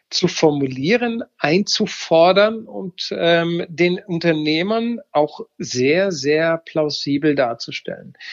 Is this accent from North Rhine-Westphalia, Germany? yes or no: no; Baden-Württemberg, Germany; ich sage, ich bin selber Schwabe, du hast gerade die Schwaben, man muss schwäbisch agieren